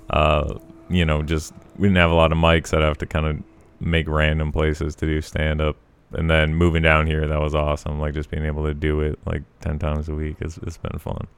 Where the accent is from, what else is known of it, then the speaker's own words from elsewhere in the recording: Colorado, Montana, United States; moved away as an adult; also born or lived in Missoula; I was born in Colorado